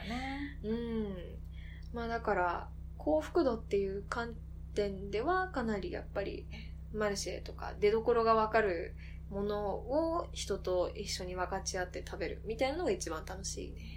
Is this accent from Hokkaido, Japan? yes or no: no; Koganei, Tokyo, Japan; 私実家小金井なんだけど